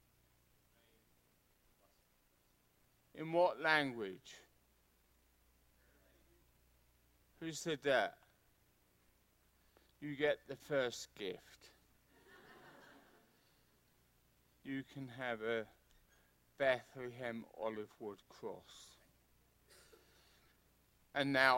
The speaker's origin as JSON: {"language": "English", "region": "England", "country": "United Kingdom", "said": "being English, it means I'm from a cold and wet country."}